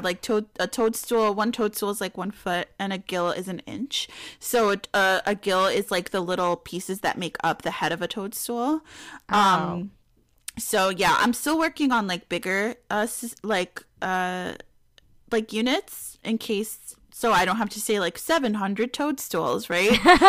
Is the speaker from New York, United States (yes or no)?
yes; Bronx, New York, United States; now in Peekskill, United States; Well, it's not my hometown. My hometown's the Bronx, but it's where I live.